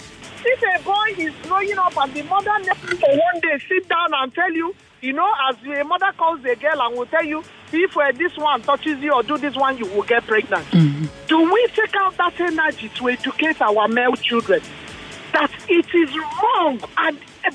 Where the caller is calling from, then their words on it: Yaba, Lagos, Nigeria; I'm calling from Yaban.